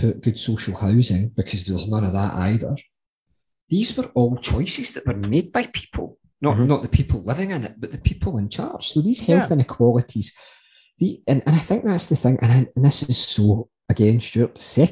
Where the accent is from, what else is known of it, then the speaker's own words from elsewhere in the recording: Glasgow, Scotland, United Kingdom; growing up in inner city Glasgow, growing up in the Gorbals